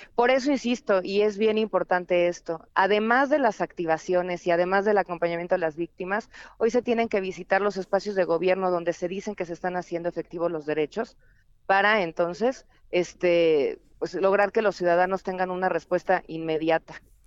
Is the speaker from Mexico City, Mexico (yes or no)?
yes; Chilango, Mexico City, Mexico; los chilangos